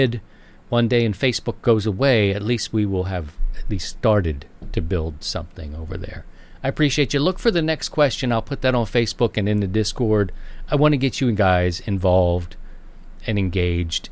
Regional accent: Maryland, United States; Maryland, my home state

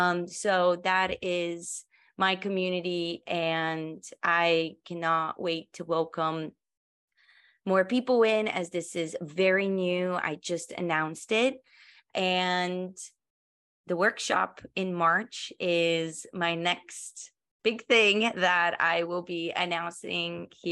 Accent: Colorado, United States; we're all from Colorado. You know, I lived there for many years.

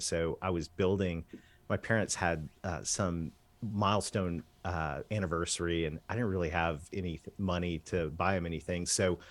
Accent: Canada; I did. Oh, yes, I'm a Canadian kid that married a Southern girl.

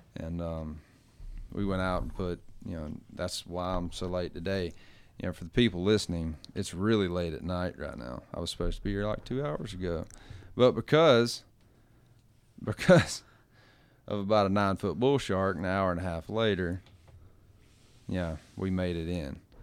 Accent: Gulf Coast, United States; moved away; I come from the Gulf

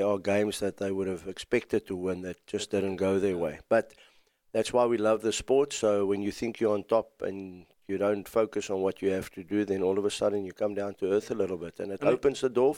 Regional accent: KwaZulu-Natal, South Africa; Well, firstly, let's go Sharks, seeing that we're from Sharks country.

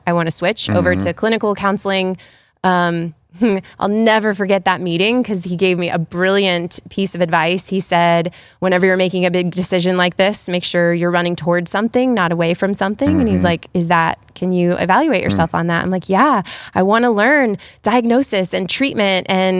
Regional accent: Worthington, United States; So, well, the big piece is we're both from Worthington, born and raised

